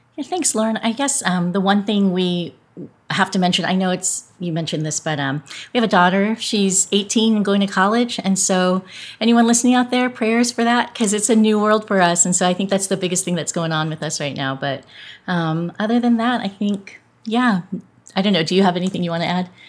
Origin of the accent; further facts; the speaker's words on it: Southern California, United States; I grew up in Southern California